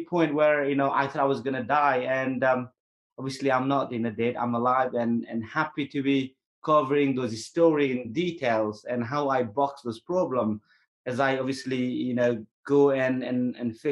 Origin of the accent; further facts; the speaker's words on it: Nepal; moved away as an adult; I'm born in Nepal, but I was raised in the British military.